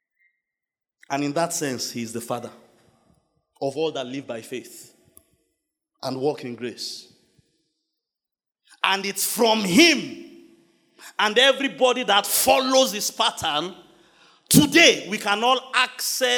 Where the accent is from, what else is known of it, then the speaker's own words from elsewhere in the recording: Nigeria; I am a Nigerian